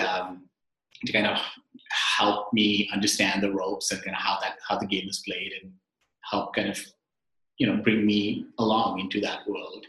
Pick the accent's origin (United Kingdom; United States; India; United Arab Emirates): India; Mumbai, Maharashtra; moved away as an adult; I grew up in Mumbai, India, and I came here as an immigrant